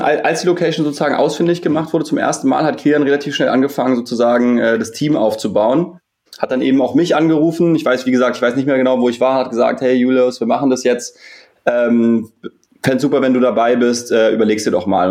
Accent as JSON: {"language": "German", "region": "Berlin", "country": "Germany", "tie": "born or raised there", "said": "Wir sind ähm, fast alles Berliner, äh, gebürtige Berliner vom Wellenwerk"}